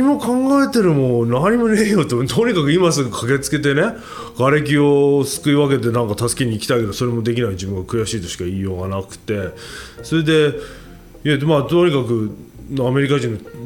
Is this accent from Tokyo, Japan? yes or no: yes; Tokyo, Japan; moved away as an adult; also born or lived in Washington, D.C., United States; 自分の地元に帰って巣鴨とおばあちゃんの原宿だけど